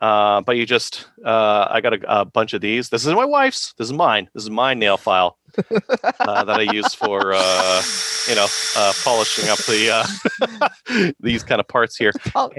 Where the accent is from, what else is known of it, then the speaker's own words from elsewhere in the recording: Canada; he was dismissive of because I'm a Canadian.